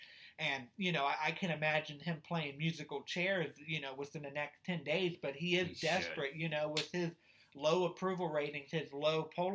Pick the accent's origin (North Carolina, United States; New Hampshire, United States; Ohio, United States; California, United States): Ohio, United States; I'm from Ohio. We weren't part of the Confederacy.